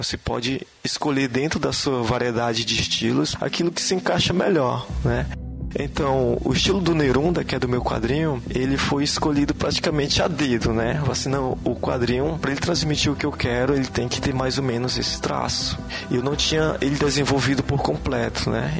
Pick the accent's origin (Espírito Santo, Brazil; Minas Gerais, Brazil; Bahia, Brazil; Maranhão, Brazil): Maranhão, Brazil; Timon; also born or lived in Teresina, Piauí / Codó, Maranhão; Eu nasci aqui, né, em Teresina, só que eu sempre morei em Timon, né? E minha família é do interior de Codó